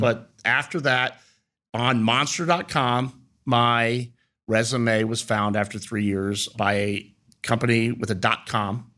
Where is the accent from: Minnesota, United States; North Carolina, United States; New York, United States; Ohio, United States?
Ohio, United States; Reynoldsburg; also born or lived in Heidelberg, Germany; my upbringing was in Reynoldsburg, Ohio.